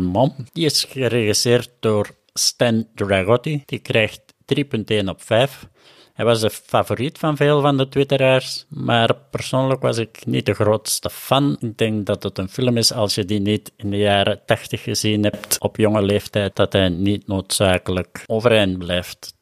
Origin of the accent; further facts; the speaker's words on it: Herentals, Flanders, Belgium; accent: Kempen; also born or lived in Machala, Ecuador; ben ik nu in Herentals in de Kempen, zoals je ongetwijfeld al wel aan mijn accent gehoord had.